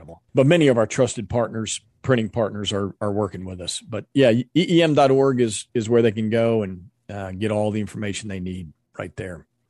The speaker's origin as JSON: {"language": "English", "country": "United States", "said": "We as Americans"}